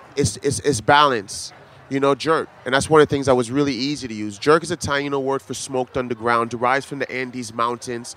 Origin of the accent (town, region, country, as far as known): U.S. Virgin Islands